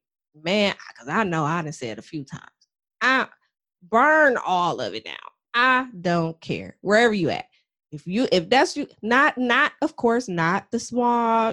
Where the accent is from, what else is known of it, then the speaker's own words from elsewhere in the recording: Toledo, Ohio, United States; now in Atlanta, United States; I'm originally from Toledo, Ohio. And I am currently in the Atlanta area